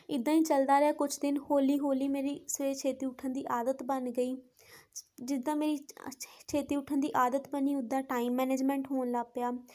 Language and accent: Punjabi; Pathankot, Punjab, India; ਮੈਂ ਪਠਾਨਕੋਟ ਦੀ ਰਹਿਣ ਵਾਲੀ ਹਾਂ